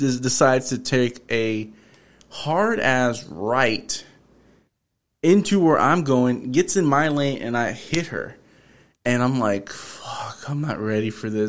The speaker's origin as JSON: {"language": "English", "town": "Houston", "region": "Texas", "country": "United States", "said": "I'm from North Side"}